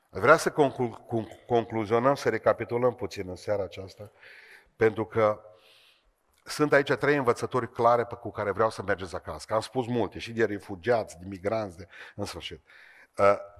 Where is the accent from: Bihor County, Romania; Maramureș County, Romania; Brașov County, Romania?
Bihor County, Romania; Beiuș; sunt din Beiuș